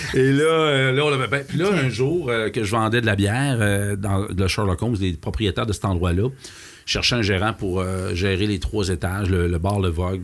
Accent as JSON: {"language": "French", "town": "Lac-Beauport", "region": "Quebec", "country": "Canada", "tie": "born or raised there", "said": "mon patelin m'a rappelé le lac Beauport"}